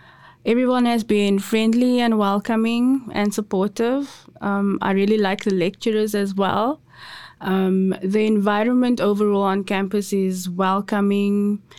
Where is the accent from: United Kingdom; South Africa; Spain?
South Africa; Cape Town, Western Cape; moved away as an adult; now in Lethbridge, Canada; I was born and raised in Cape Town, South Africa. In South Africa, my ethnicity would be classified as Cape Colored, which means that I descend from many generations of mixed ancestors.